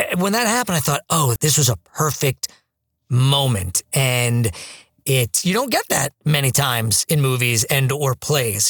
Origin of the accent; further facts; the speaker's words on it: New York, United States; being born and raised in New York